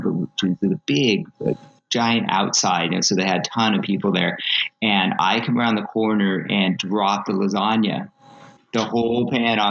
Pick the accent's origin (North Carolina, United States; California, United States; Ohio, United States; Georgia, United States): California, United States; West Covina; I was born and raised in West Covina